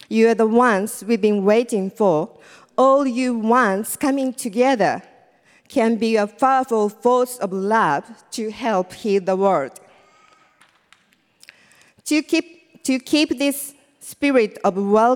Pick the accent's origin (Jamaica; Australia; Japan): Japan; English is a second language; moved away as an adult; now in New York, United States; I'm from Japan. And I came to New York in 2011.